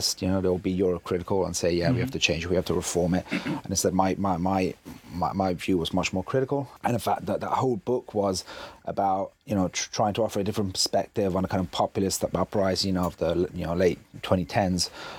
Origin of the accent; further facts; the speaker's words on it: Italy; English is a second language; For those that don't know, I'm half English, half Italian, but I've lived in Italy all my life.